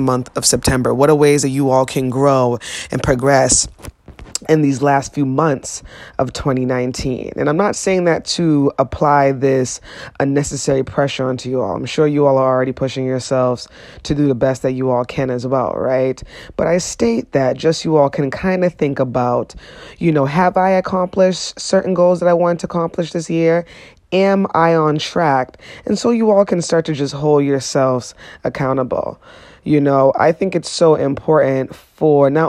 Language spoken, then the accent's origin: English; Boston, Massachusetts, United States; growing up in Boston, being just black